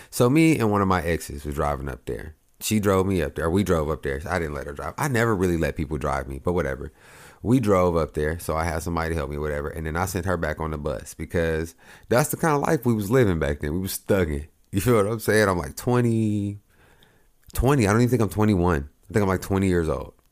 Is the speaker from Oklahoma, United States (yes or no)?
yes; Oklahoma, United States; but I come from Oklahoma, so I'm coming from Oklahoma to Ohio